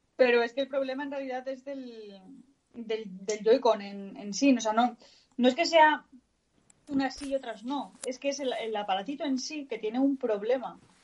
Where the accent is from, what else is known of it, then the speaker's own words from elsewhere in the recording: northern Spain, Spain; accent: northern; moved away; tengo mucho acento del norte.